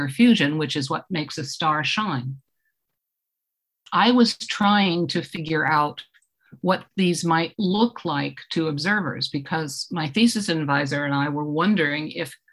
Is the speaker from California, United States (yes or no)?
no; Eastchester, New York, United States; I grew up in Eastchester, New York, which is a commute town outside of New York City